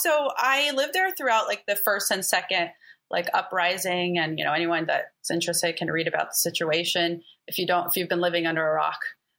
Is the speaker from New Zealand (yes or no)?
no; Palestine; also born or lived in Alabama, United States; I'm Palestinian. I was born in Alabama, then moved to Palestine when I was 6 months, till I was like 4 or 5, and moved back to back to Alabama. So I grew up kind of back and forth.